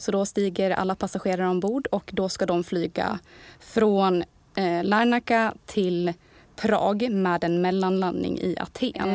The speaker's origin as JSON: {"language": "Swedish", "town": "Borlänge", "region": "Dalarna County", "country": "Sweden", "also_born_or_lived": "Kalmar", "moved": "as an adult", "said": "kommer ju från Borlänge"}